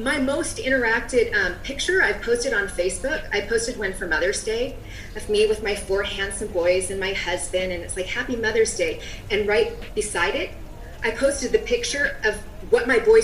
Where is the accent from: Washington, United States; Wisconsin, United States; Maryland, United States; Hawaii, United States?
Washington, United States; Seattle; I'm from the Seattle area where there's more than a Starbucks on every corner